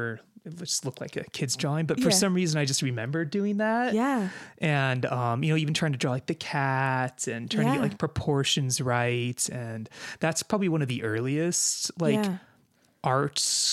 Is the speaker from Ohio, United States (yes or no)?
no; Aspen, Colorado, United States; I grew up near Aspen, Colorado, which have amazing museums.